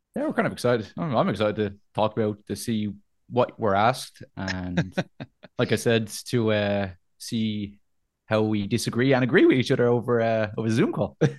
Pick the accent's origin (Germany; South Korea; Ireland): Ireland; Dublin, Leinster; I'm an Irish boy. I'm Dublin